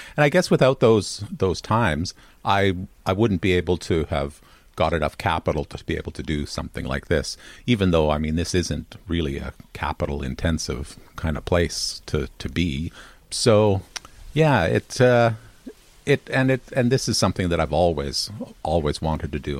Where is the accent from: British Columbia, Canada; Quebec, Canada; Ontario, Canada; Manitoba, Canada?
Manitoba, Canada; Winnipeg; moved away as an adult; I'm from Winnipeg, Manitoba, in Canada, and uh, that's where I grew up